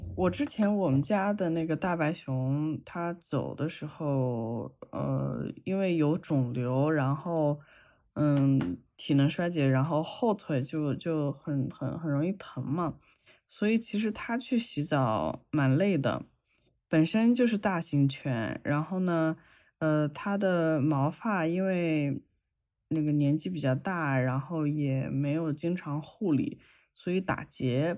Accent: China; moved away as an adult; 我从小在，在国内养狗嘛，然后这几年出国了之后

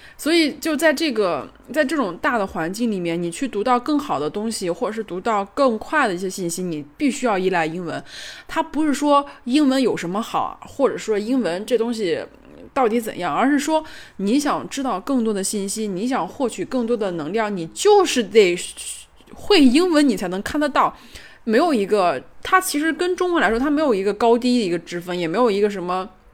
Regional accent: northern China, China; 我作为一个北方人，呃，北方偏北的城市的一个人

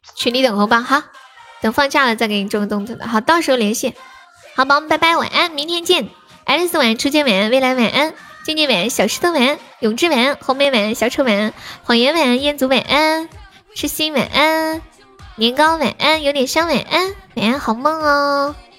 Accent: Nanchong, Sichuan, China; 我是南充的

